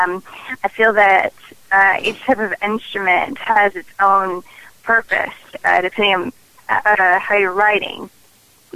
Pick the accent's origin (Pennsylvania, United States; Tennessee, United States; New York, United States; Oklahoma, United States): Tennessee, United States; Nashville; I am born and raised in Nashville, Tennessee, and I'm very proud and very honored to call that place my home.